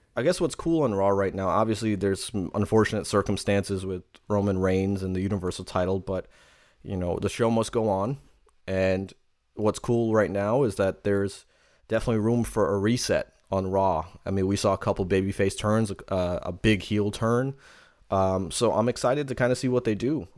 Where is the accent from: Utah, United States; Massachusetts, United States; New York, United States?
New York, United States; New York City; from Queens, New York when I say this. I come from the ghetto.